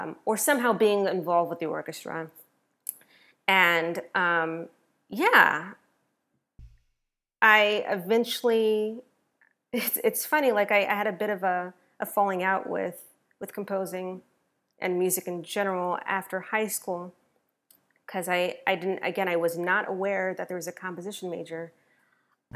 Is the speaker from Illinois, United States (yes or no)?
no; Denver, Colorado, United States; I went to Denver School of the Arts because I'm originally from Denver, Colorado.